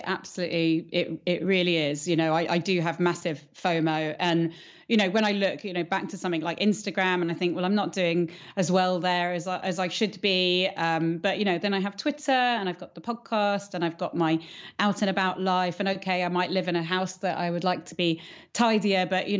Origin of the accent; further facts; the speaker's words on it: Andalusia, Spain; When I was growing up in the Costa del Sol, I had this very wonderful barefoot childhood running around.